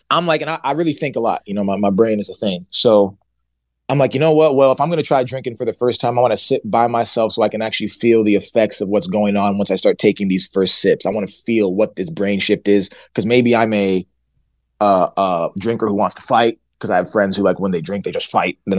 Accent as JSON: {"language": "English", "country": "Nigeria", "said": "And I had Heineken in my basement because I'm Nigerian. My parents used to have these like Nigerian parties."}